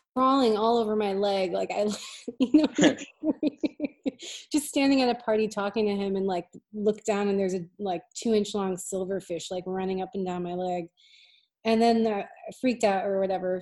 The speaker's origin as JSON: {"language": "English", "town": "Hartford", "region": "Connecticut", "country": "United States", "tie": "born or raised there", "moved": "as an adult", "lives_now": "Boston, United States", "said": "from near Hartford. I was born in Hartford. Yeah. I grew up around Very that cool. area. Uh, and I moved to Boston in like 2003."}